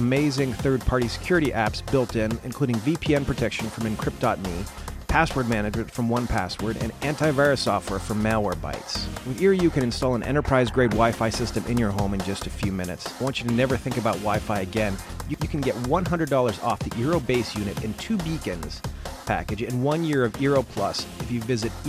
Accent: Columbus, Ohio, United States; I'm from Columbus

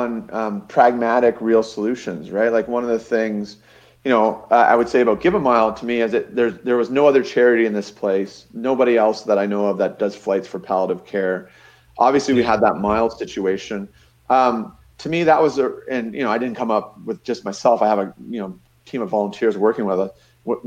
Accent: Niagara Falls, Ontario, Canada; You know, I grew up in Niagara Falls.

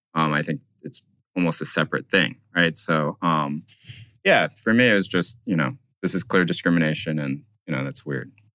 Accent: North Carolina, United States; moved away as an adult; also born or lived in Brooklyn; now in Berkeley, United States; I d, was not born in the United States. I grew up in North Carolina, but I lived now in Berkeley, California.

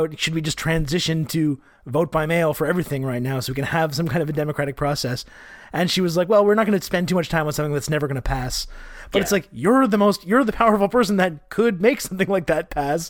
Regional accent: Montreal, Quebec, Canada; the Montreal Expos, my hometown team

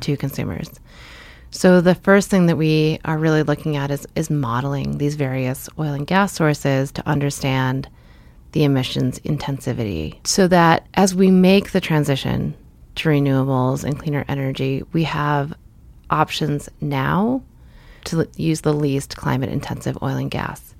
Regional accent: Lynnfield, Massachusetts, United States; also born or lived in Marblehead, Massachusetts; mostly grew up in Linfield, Massachusetts.

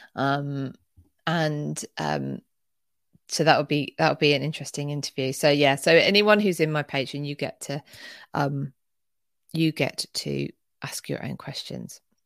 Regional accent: not the South of England, United Kingdom; accent: northern (short-a Bath); I say Bath 'cause I'm not from the South

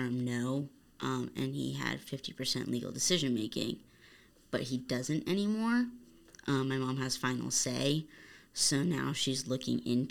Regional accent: Arizona, United States; I was born here in Arizona

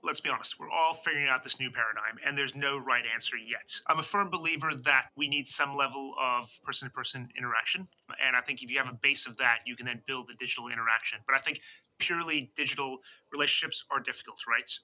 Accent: United States; moved away as an adult; now in London, United Kingdom; as an American

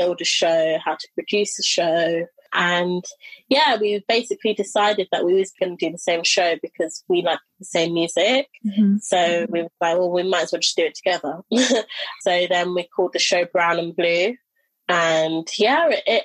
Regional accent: London, United Kingdom; also born or lived in Brighton; I decided to come back to London, my hometown.

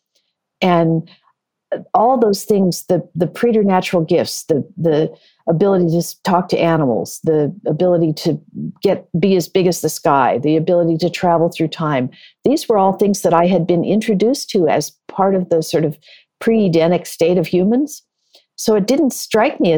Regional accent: Burlingame, California, United States; I grew up in the Bay Area. I was born and raised in Burlingame

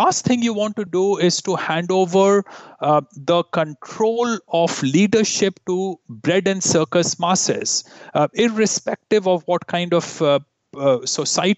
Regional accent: India; moved away as an adult; now in Canada; growing up in India

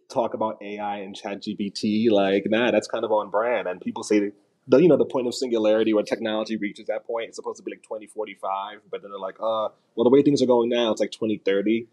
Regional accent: New York, United States; Me as a New Yorker

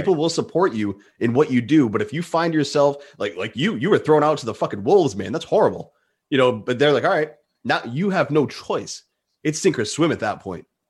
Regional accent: Rhode Island, United States; I'm in New England. I'm from Rhode Island.

